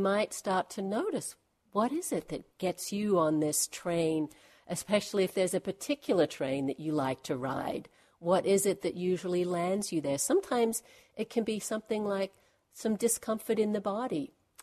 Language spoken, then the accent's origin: English; Australia; moved away as an adult; I'm from Australia, haven't actually lived there for about 25 years.